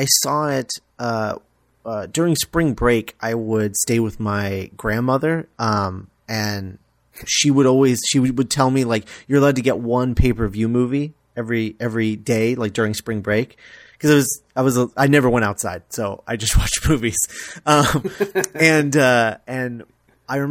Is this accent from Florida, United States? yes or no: yes; Florida, United States; I grew up in Florida